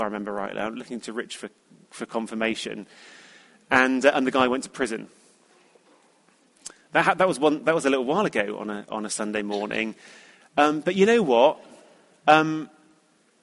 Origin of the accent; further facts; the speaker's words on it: United Kingdom; being British